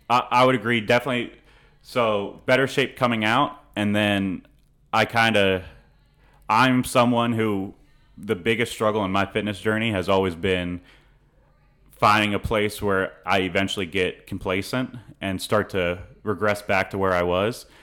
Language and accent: English; St. Petersburg, Florida, United States; moved away as an adult; also born or lived in Franklin, Indiana / Virginia; now in College Station, United States; I grew up in Saint Pe-, Saint Petersburg, Florida